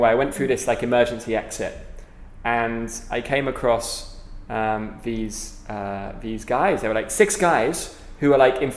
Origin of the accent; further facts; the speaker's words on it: United Kingdom; accent: British; now in Philippines; especially with my British accent.